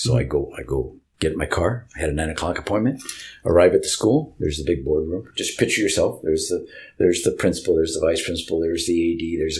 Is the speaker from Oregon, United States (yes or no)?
yes; Portland, Oregon, United States; I grew up around Cleveland, two blocks from Cleveland. That was my neighborhood. I lived in that neighborhood until we got married.